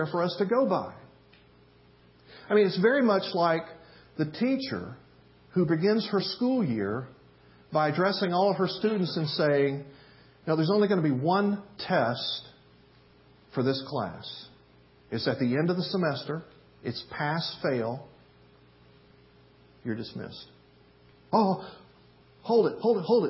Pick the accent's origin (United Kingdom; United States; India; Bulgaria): United States; the South; where I grew up in the South